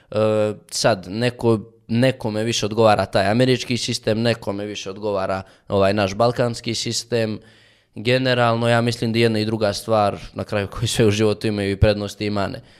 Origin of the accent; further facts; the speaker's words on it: Montenegro; došli su jednom kod nas u Crnu Goru